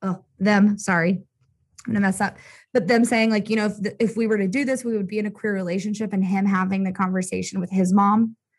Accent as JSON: {"language": "English", "country": "United States"}